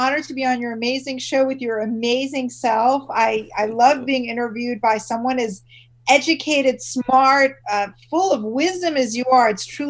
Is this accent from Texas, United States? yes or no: no; Washington, District of Columbia, United States; I'm from Washington, D.C., born and raised, and that's a very political town.